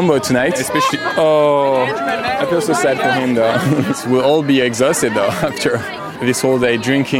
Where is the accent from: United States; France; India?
France; I'm from France, de la France.